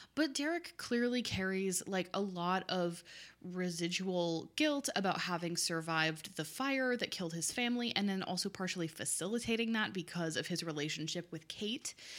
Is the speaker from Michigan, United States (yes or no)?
yes; Oakland County, Michigan, United States; I am from Oakland County, Michigan, where there are no skyscrapers